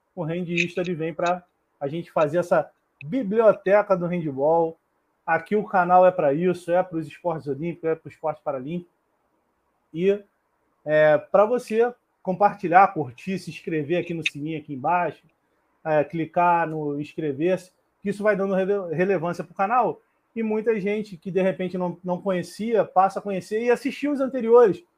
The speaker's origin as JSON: {"language": "Portuguese", "region": "Rio de Janeiro", "country": "Brazil", "said": "eu sou do Rio"}